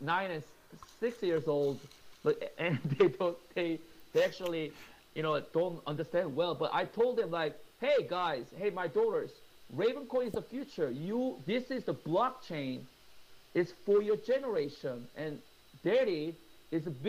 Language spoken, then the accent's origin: English; Seoul, South Korea; moved away as an adult; now in New York, United States; my hometown is Seoul